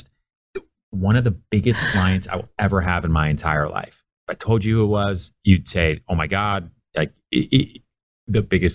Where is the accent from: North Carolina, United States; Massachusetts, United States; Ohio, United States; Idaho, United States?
Massachusetts, United States; outside Boston; also born or lived in Houston, Texas / Long Island, New York; now in New York, United States; settled down for, you know, elementary school and in high school outside Boston.